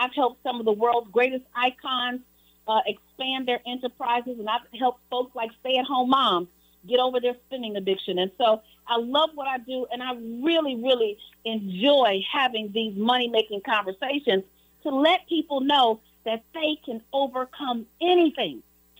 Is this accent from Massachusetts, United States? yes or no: no; Chicago, Illinois, United States; I was born and raised in Chicago.